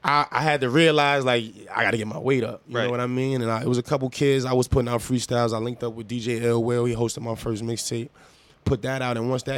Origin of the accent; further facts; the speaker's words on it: New York City, New York, United States; I'm from Harlem. I grew up going to Rucker Park